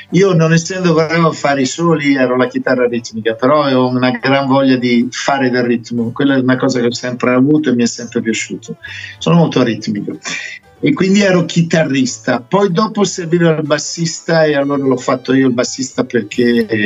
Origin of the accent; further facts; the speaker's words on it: Italy; also born or lived in England; mia mamma era roma- romana, e mio padre è inglese come me, io sono nato in Inghilterra, sono, sono arrivato in Italia che avevo solo 5 anni e, e, poi sono approdato a Brescia